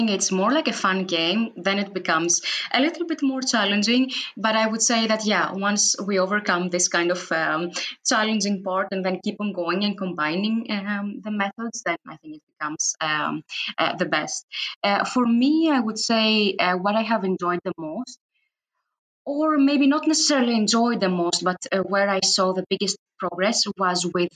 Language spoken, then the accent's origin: English; Greece; English is a second language; moved away as an adult; now in Sweden; coming from Greece and having also a difficulty with the accent